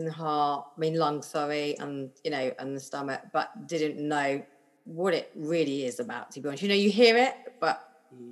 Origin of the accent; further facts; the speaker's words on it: London, United Kingdom; always born and bred in London, Northwest London, lived here all my life in the same house